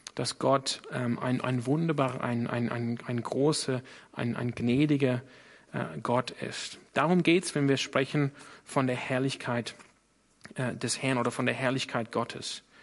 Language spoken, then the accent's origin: German; Sydney, New South Wales, Australia; German is a second language; now in Germany; ich komme aus Sydney in Australien.